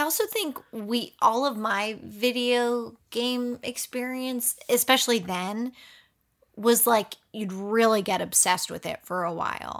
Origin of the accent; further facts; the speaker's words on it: Pennsylvania, United States; I am from Pennsylvania